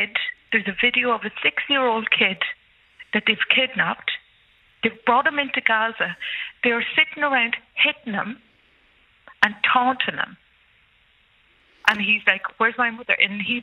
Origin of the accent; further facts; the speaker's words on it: Ireland; moved away as an adult; now in Tel Aviv, Israel; as an Irish citizen